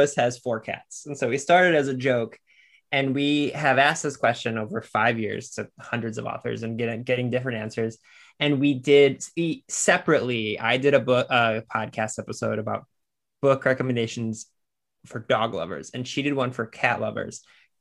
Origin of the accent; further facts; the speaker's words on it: Lorain, Ohio, United States; I'm from Lorain, Ohio, which is where Toni Morrison is from.